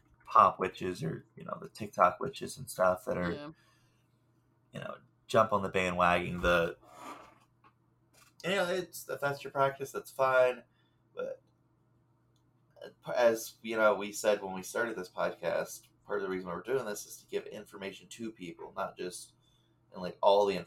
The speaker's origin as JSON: {"language": "English", "region": "the South", "country": "United States", "said": "I'm from the South, and we're cast iron people"}